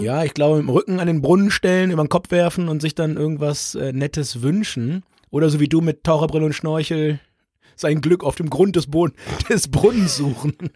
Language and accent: German; Holzminden, Lower Saxony, Germany; bei uns in Holzminden